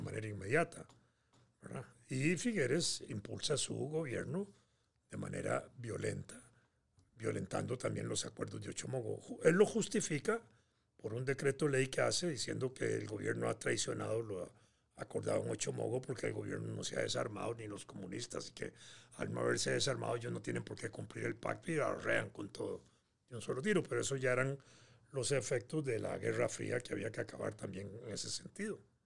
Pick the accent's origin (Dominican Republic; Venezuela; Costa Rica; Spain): Costa Rica